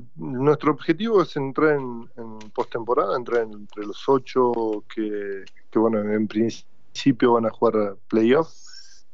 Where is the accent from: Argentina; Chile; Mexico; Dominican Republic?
Argentina; como argentino